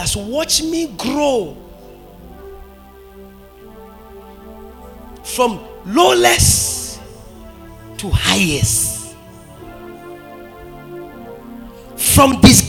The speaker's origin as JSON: {"language": "English", "town": "Brakwa", "region": "Central Region", "country": "Ghana", "tie": "born or raised there", "said": "my hometown, my father's hometown, Brakwa"}